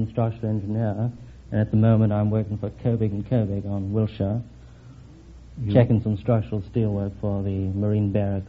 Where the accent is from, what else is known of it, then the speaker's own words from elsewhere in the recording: Wales, United Kingdom; moved away; I'm from Wales.